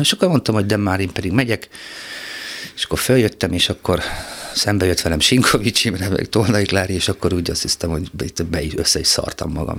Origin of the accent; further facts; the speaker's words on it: Szirma, Borsod-Abaúj-Zemplén, Hungary; ezzel szírmán nem nagyon foglalkoztak, ahol születtem